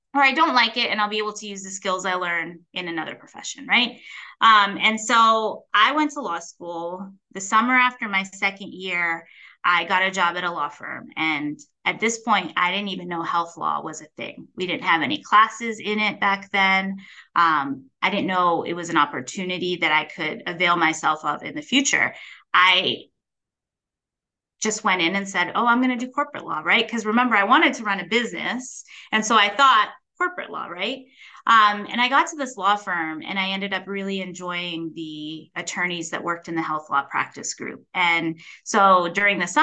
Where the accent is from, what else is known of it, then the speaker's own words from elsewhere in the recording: North Canton, Ohio, United States; I grew up in North Canton, Ohio, which is a smaller town about 45 miles south of Cleveland